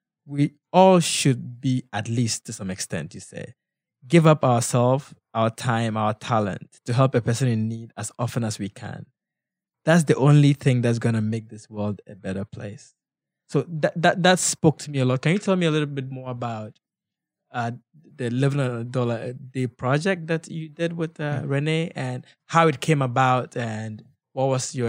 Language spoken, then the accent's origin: English; Ghana; Just reminds me also of growing up in Ghana, and some of the people that I admired were people who really were down to earth.